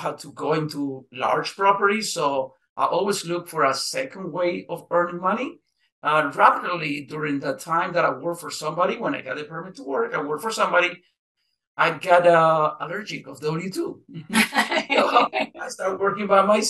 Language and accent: English; Nicaragua; also born or lived in Costa Rica; now in United States; I'm from Nicaragua